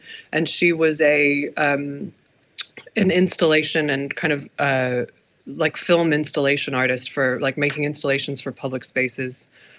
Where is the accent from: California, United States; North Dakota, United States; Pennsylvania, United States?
California, United States; San Diego; moved away as an adult; also born or lived in Birmingham, United Kingdom; now in London, United Kingdom; I was born in the UK. I was born in Birmingham. My dad was an entrepreneur. He manufactured furniture. And we moved when I was two, we moved to California